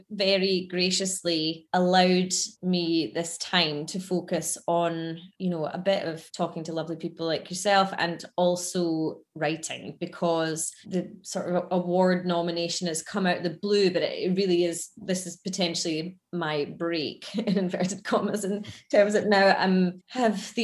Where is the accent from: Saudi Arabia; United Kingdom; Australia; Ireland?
United Kingdom; Scotland; moved away as an adult; also born or lived in London; being from Scotland